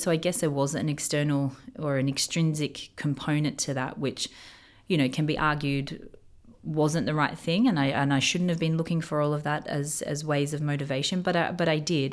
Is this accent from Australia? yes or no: yes; Australia; moved away as an adult; now in Dubai, United Arab Emirates; growing up in Australia